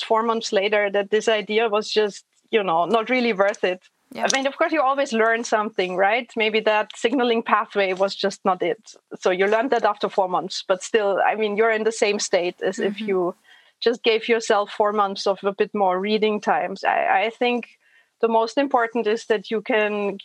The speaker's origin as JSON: {"language": "English", "country": "Germany", "tie": "born or raised there", "moved": "as an adult", "lives_now": "Vienna, Austria", "said": "I grew up in a tiny little place somewhere in between Frankfurt and Würzburg."}